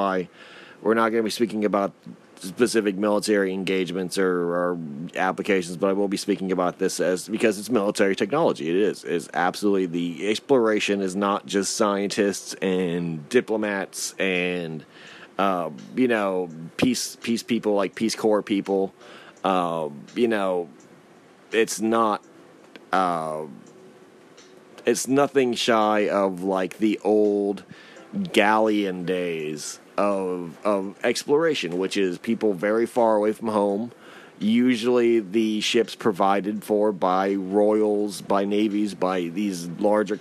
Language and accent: English; United States; as an American